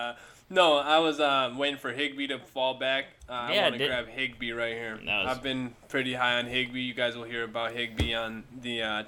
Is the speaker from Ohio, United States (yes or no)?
yes; Cleveland, Ohio, United States; now in Texas, United States; I'm originally from Cleveland. I live down here in Texas now